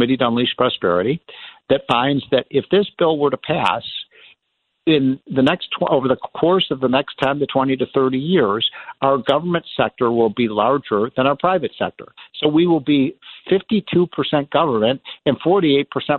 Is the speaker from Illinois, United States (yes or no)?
yes; Illinois, United States; I'm from Illinois